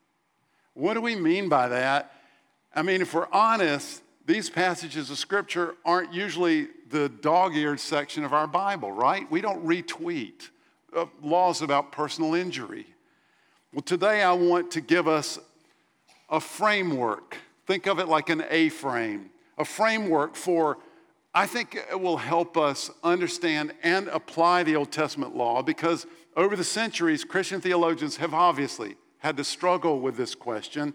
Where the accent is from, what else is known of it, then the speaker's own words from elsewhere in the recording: United States; As Americans